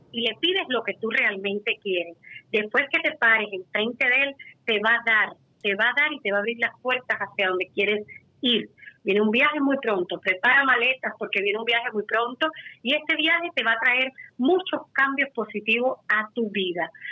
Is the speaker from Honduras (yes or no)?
no; Cuba; también soy cubana